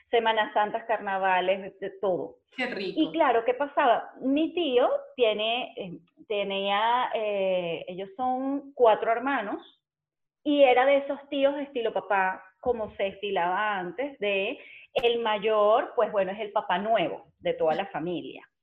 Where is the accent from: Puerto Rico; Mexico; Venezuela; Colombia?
Venezuela; central Venezuela; Dios mío, qué rico, qué rico soy del corazón de Venezuela